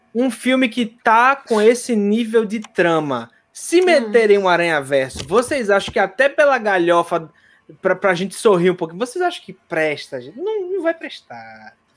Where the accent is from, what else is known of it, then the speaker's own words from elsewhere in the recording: Recife, Pernambuco, Brazil; eu sou de Recife.